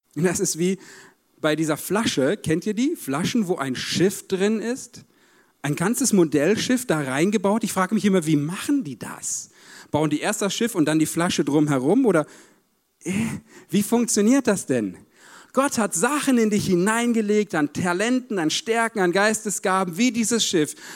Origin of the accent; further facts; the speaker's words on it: Paderborn, North Rhine-Westphalia, Germany; Ich komme aus Paderborn, so siebeneinhalb Stunden Autofahrt hierhin.